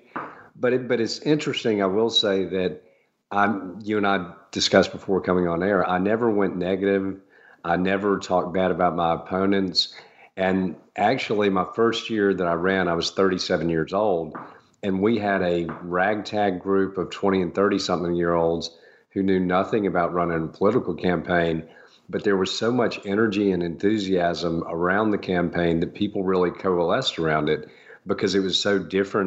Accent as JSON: {"language": "English", "town": "Augusta", "region": "Georgia", "country": "United States", "tie": "born or raised there", "said": "When I moved back to Augusta from after having a career in real estate development, I thought things here in my hometown were great"}